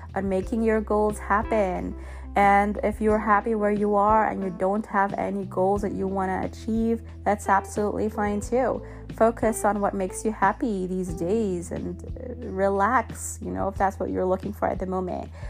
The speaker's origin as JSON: {"language": "English", "country": "Germany", "moved": "yes", "lives_now": "United States", "said": "I'm from Germany"}